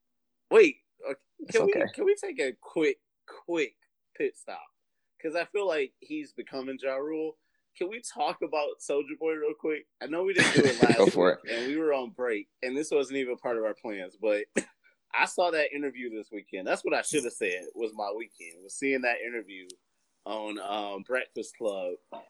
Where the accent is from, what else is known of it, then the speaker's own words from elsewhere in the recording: Chicago, Illinois, United States; No, I was born in Chicago. I was raised in Chicago.